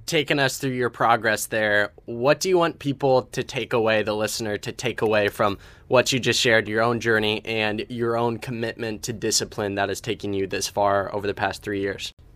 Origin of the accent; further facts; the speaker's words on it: Ohio, United States; I come from Ohio, so somewhat similar to Iowa